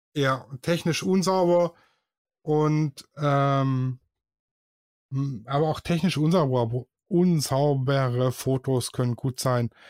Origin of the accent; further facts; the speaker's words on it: Swabia, Germany; ich bin Schwabe